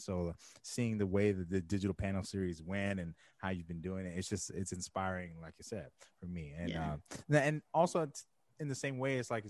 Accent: Jamaica; I'm Jamaican.

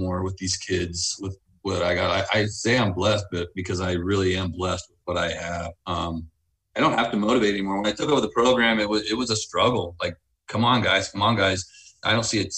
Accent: United States; now in Wasilla, United States; I grew up in the States

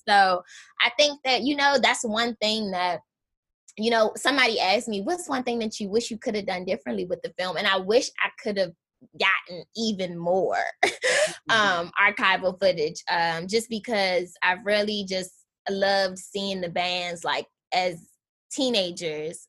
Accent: Washington, District of Columbia, United States; moved away; I grew up in Southeast DC. Um, my parents still live in the Anacostia neighborhood

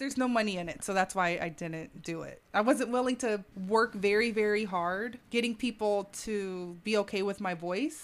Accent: Atlanta, Georgia, United States; I'm from Atlanta

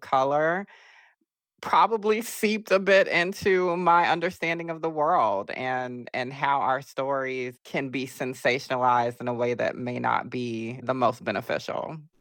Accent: Augusta, Georgia, United States; I'm from Augusta, Georgia

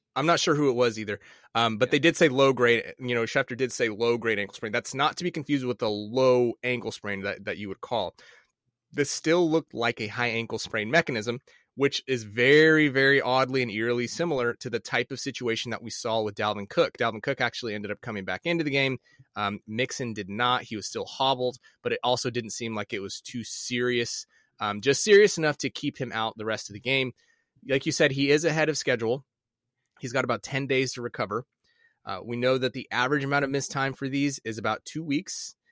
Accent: Midwest, United States; I grew up in the Midwest

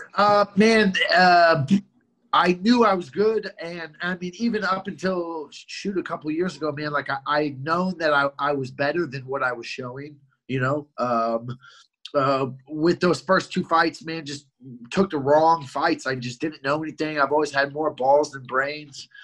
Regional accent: Columbia, Missouri, United States; also born or lived in Albuquerque; I grew up in Columbia, Missouri, which is a couple couple hours away

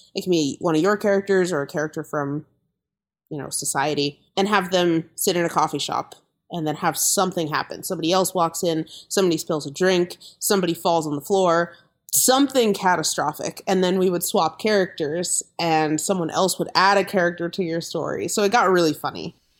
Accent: Corvallis, Oregon, United States; I grew up in Corvallis, Oregon

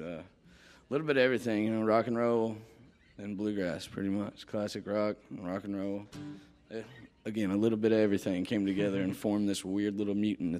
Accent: Sandy Hook, Kentucky, United States; I'm from Sandy Hook, Kentucky, Eastern Kentucky

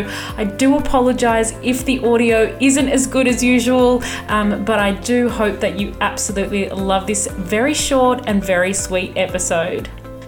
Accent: Sydney, New South Wales, Australia; I'm from Sydney.

